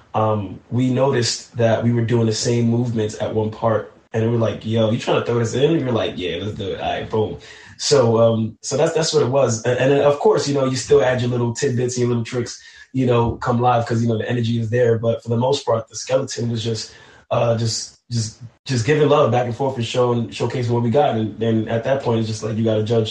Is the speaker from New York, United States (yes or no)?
yes; New York City, New York, United States; though I'm from New York City, I'm born of Haitian descent